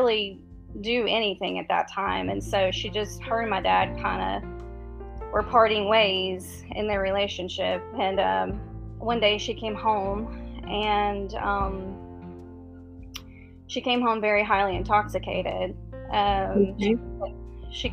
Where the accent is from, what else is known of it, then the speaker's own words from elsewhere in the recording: Mississippi, United States; I was born and raised in Mississippi, down south